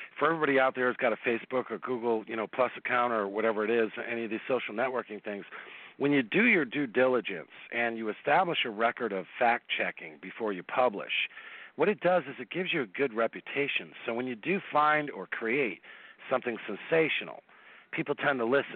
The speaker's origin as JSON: {"language": "English", "region": "East Coast", "country": "United States", "said": "I'm from the East Coast"}